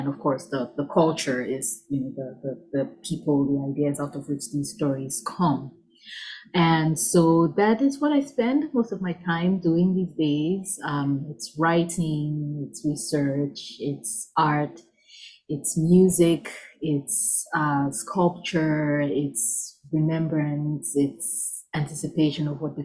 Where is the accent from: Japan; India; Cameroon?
Cameroon; moved away as an adult; now in Atlanta, United States; I live in Atlanta, Georgia now, but I'm originally from Cameroon, which is a West Central African country. I'm born and raised there, and I moved to the US when I was about 21.